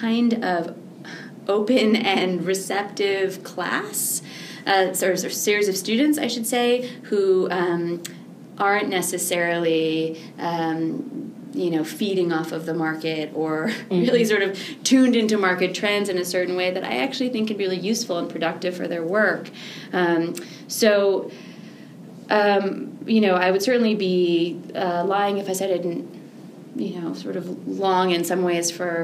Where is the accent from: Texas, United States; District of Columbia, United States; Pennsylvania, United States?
Pennsylvania, United States; Philadelphia; also born or lived in California / New York; now in Columbus, United States; I grew up in Philadelphia